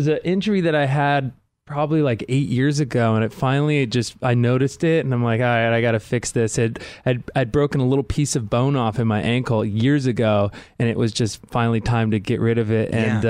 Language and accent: English; San Diego, California, United States; also born or lived in Carlsbad; I'm from like San Diego area. Like what part of San Diego? Carmel Valley.